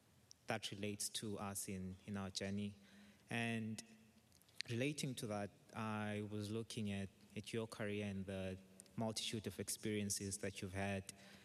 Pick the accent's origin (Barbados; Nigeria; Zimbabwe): Zimbabwe; I'm from Zimbabwe.